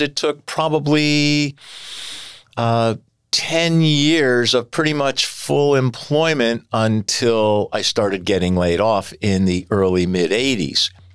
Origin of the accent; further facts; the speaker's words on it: Bethlehem, Pennsylvania, United States; I was born and raised in Bethlehem. I have lived here all my life